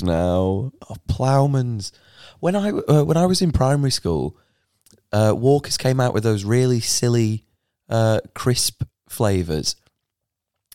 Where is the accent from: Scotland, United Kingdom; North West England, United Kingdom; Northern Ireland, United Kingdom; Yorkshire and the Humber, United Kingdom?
North West England, United Kingdom; Cheshire; I'm from Cheshire